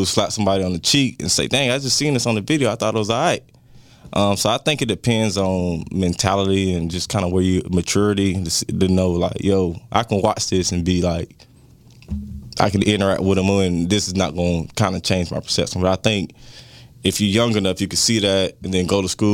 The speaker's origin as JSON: {"language": "English", "town": "Jacksonville", "region": "Florida", "country": "United States", "said": "I'm from Jacksonville"}